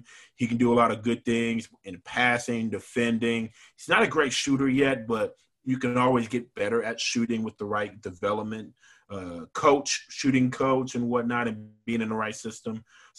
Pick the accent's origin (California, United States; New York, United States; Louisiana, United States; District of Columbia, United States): Louisiana, United States; Baton Rouge; growing up in Baton Rouge, Louisiana